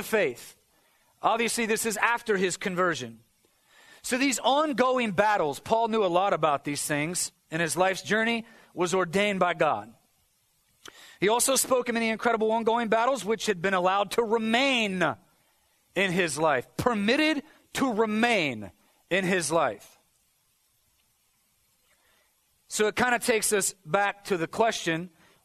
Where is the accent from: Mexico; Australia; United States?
United States; as Americans, I think there's a certain amount of pride that comes with Christianity.